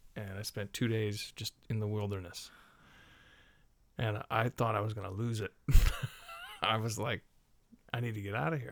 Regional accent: Bay Area, California, United States; I grew up in the Bay Area

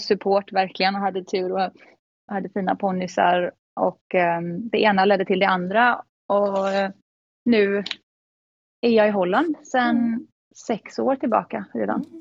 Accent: Gothenburg, Västra Götaland, Sweden; moved away as an adult; now in Netherlands; jag är 29 år från Göteborg, lite utanför Göteborg. Mm. Ehm, där jag växte upp med min familj

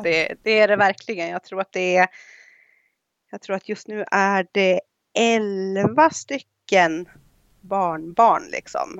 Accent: Idre, Dalarna County, Sweden; moved away as an adult; also born or lived in Germany; now in Ireland; jag kommer från Idre sameby

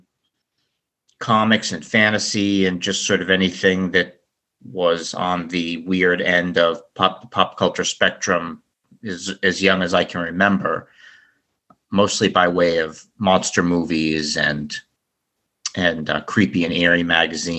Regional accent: Boston, Massachusetts, United States; also born or lived in Florida; we moved to Boston from Florida. I originally was from Boston. We only lived in Florida for a short period of time.

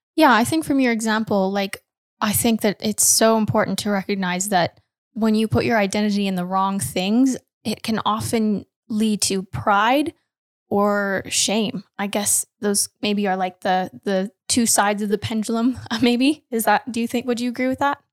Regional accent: Canada; Canadian. I'm Canadian.

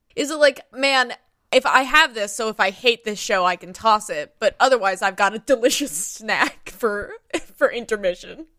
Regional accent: United States; I grew up near Kentucky

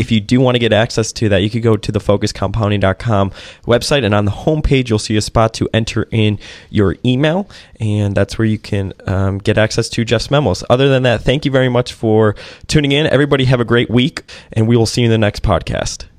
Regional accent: Chicago, Illinois, United States; I grew up in Chicago

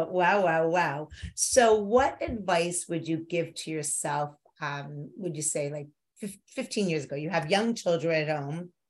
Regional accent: New York, United States; growing up in New York with a neurotic New York Jewish mother, becoming one

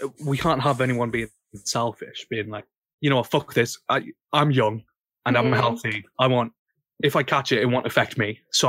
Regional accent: the north of England, United Kingdom; accent: northern; I live up north, right? This is, you probably know by my accent.

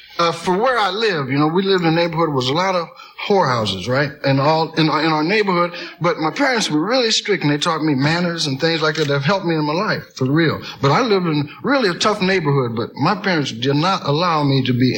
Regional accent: Peoria, Illinois, United States; Yes, Peoria, Illinois.

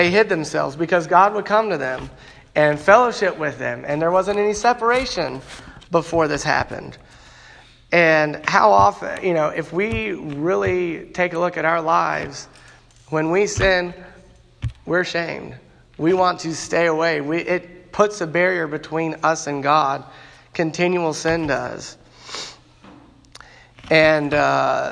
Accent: Chattanooga, Tennessee, United States; I grew up in Chattanooga, Tennessee, because my parents moved there

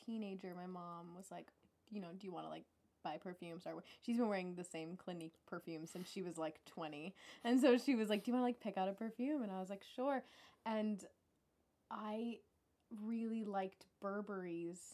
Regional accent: Tennessee, United States; growing up in Tennessee

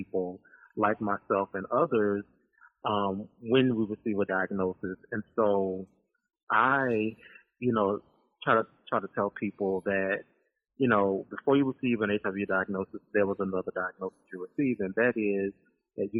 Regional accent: Baton Rouge, Louisiana, United States; moved away as an adult; now in Birmingham, United States; I'm originally from Baton Rouge, Louisiana

